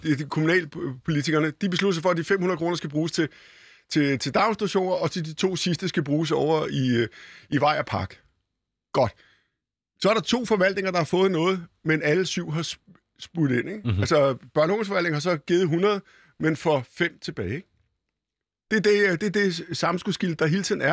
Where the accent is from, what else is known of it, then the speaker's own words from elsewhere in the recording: Copenhagen, Capital Region of Denmark, Denmark; Da jeg var barn og gik på Bispebjerg skole